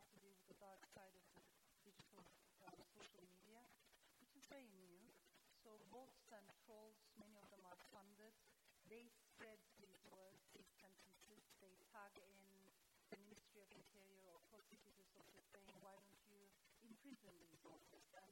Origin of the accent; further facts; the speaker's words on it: Turkey; I come from Turkey.